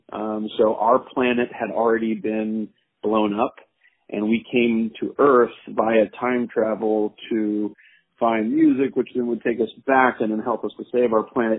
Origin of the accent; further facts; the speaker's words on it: Jacksonville, Florida, United States; moved away as an adult; also born or lived in Pennsylvania; now in New York, United States; I grew up mostly in Jacksonville, Florida, um, but I uh, have lived in New York now for 16 years.